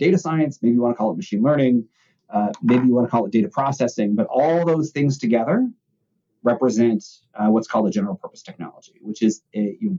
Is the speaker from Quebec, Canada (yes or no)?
no; Toronto, Ontario, Canada; also born or lived in Chicago; I grew up in Toronto, Canada, and then in grad school, I was in Chicago